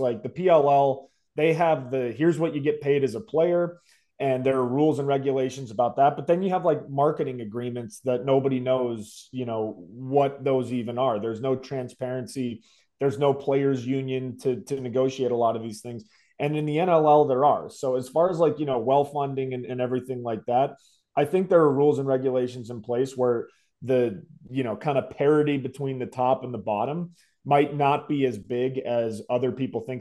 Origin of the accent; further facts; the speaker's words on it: Denver, Colorado, United States; I grew up in Denver